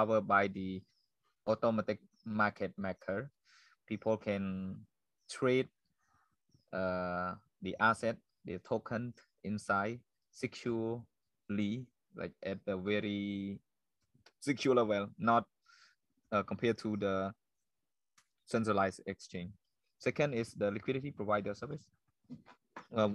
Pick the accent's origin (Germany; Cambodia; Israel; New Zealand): Cambodia; this is my hometown